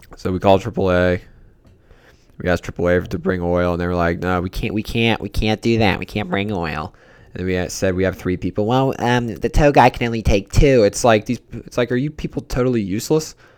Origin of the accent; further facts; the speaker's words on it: Pittsburgh, Pennsylvania, United States; I'm from Pittsburgh